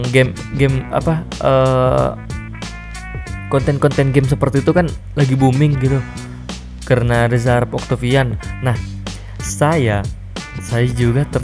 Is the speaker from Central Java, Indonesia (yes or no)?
no; Makassar, South Sulawesi, Indonesia; saya adalah orang asli Makassar. Jadi jika suatu saat logat saya berubah dari bahasa Indonesia baku ke bahasa Makassar asli yang kayak begini toh